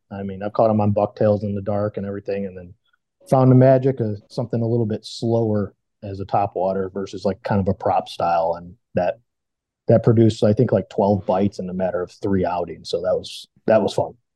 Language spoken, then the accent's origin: English; Washington, United States; I'm from Washington State